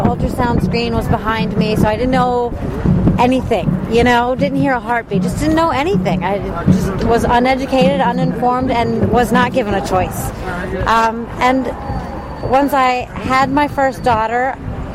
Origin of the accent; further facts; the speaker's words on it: Charlotte, North Carolina, United States; also born or lived in Washington, D.C.; Charlotte, North Carolina